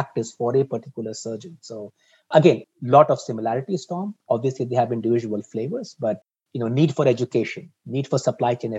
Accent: India; also born or lived in Singapore; now in Boston, United States; I grew up in India, so I have affinity for Asia Pacific

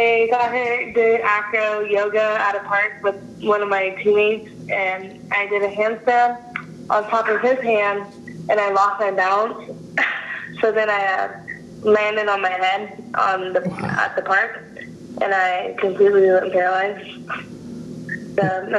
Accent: Chiang Mai, Thailand; born there; Yeah, I was born in Chiang Mai, Thailand.

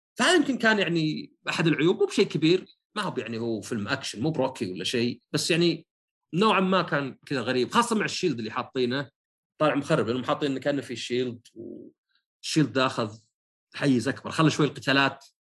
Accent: Saudi Arabia

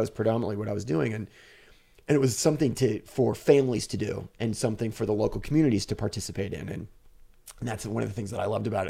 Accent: United States; I'm an American, I'm a white guy

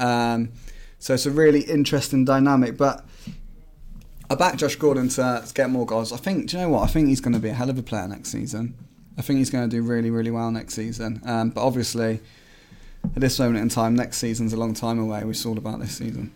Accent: Swindon, South West England, United Kingdom; now in Midlands, United Kingdom; we're from Swindon.

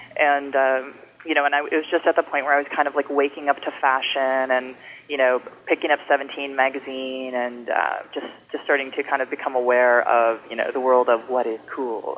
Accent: Bay Area, California, United States; I grew up in the Bay Area, and I've been um, living in the city since

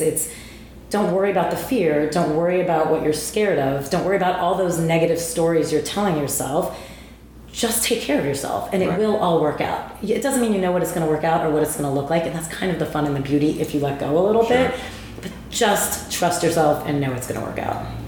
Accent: New Jersey, United States; I'm from Jersey

